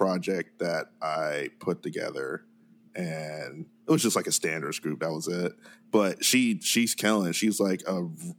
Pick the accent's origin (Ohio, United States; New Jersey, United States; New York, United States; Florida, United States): Ohio, United States; Akron; I'm from Akron, Ohio. I've actually lived here my entire life. I've never left Akron. Like, Akron's been my home for forever.